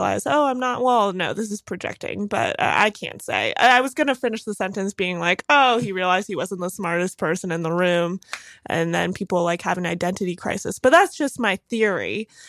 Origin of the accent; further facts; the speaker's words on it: Bronxville, New York, United States; also born or lived in Lenox Hill, New York City; now in Brooklyn, United States; I grew up in this place called Bronxville.